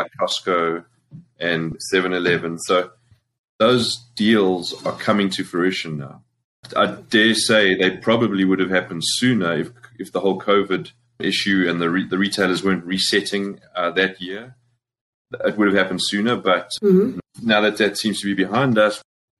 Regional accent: Springs, Gauteng, South Africa; also born or lived in New York; now in United States; I'm from Springs, proudly from Springs

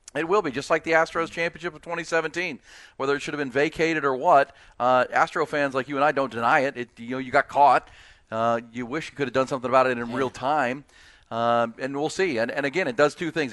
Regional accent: Ohio, United States; I'm from Ohio.

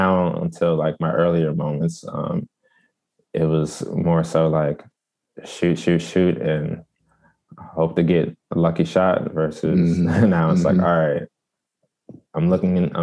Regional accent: Prince George's County, Maryland, United States; also born or lived in Washington, District of Columbia, United States / Pennsylvania; I'm from Prince George's County, Maryland

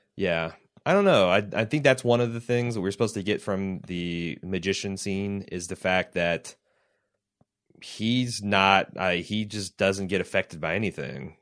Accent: Midwest, United States; I'm a Midwesterner.

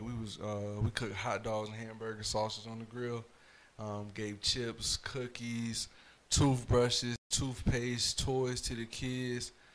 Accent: Fayetteville, North Carolina, United States; I'm from Fayetteville

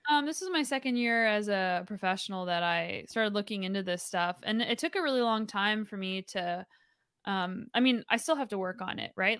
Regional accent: New Mexico, United States; moved away as an adult; now in British Columbia, Canada; originally from New Mexico, but now I get to do all the gnarly riding in British Columbia.

